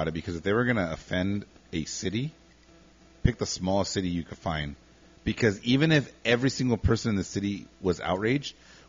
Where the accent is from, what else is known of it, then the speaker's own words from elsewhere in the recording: Pico Rivera, California, United States; And we were proud to be Pico Riverians.